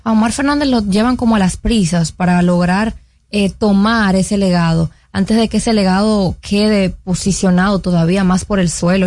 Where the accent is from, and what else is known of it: Dominican Republic